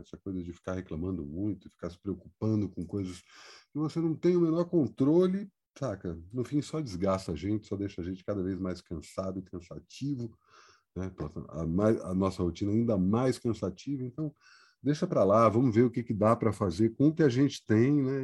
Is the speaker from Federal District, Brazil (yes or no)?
yes; Brasília, Federal District, Brazil; also born or lived in Ceará (ancestry); now in São Paulo, Brazil; eu venho de Brasília